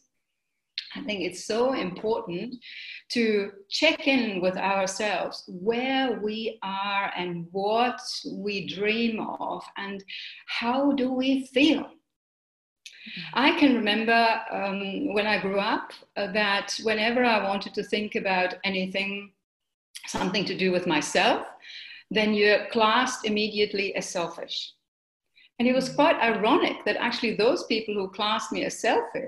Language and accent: English; Germany; also born or lived in United Kingdom; now in Mauritius; I'm from Germany